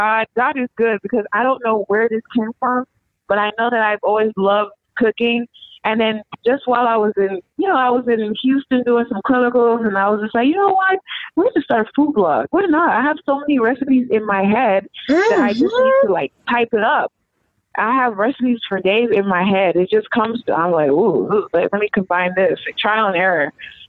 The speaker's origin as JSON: {"language": "English", "country": "Nigeria", "said": "now that I'm a doctor, I want to integrate the whole healthy transition as a Nigerian."}